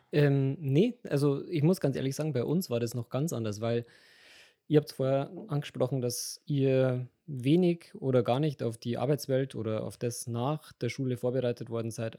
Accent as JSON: {"language": "German", "town": "Regensburg", "region": "Bavaria", "country": "Germany", "also_born_or_lived": "Bad Kötzting", "said": "ich bin Regensburger."}